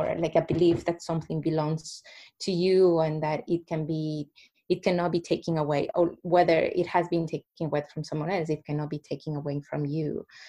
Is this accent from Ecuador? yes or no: yes; Ecuador; English is a second language; moved away as an adult; now in Canada; I come from a country that has a big population of Indigenous peoples